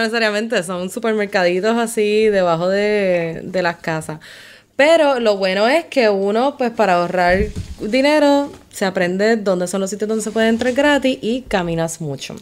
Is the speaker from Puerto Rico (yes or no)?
yes; Puerto Rico; nosotros como buenos puertorriqueños